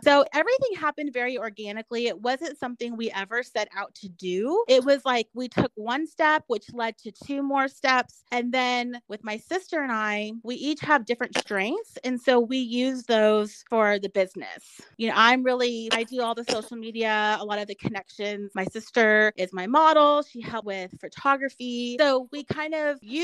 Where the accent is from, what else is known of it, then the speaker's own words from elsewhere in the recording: Dallas, Texas, United States; moved away as an adult; also born or lived in Colleyville, Texas; now in Oklahoma, United States; I'm from Dallas